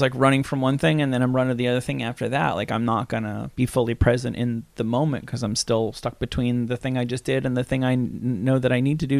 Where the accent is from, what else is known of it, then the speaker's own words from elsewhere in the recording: Hackensack, New Jersey, United States; I was born in Claremont Hospital in Hackensack, New Jersey.